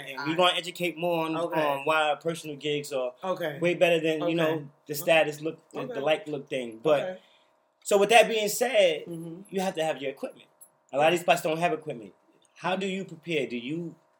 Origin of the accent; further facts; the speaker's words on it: New York City, New York, United States; my background, I'm from Brooklyn.